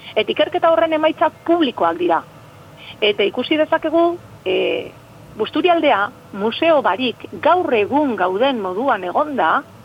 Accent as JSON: {"language": "Basque", "town": "Bermeo", "region": "Basque Country", "country": "Spain", "said": "ni bermeokoan az"}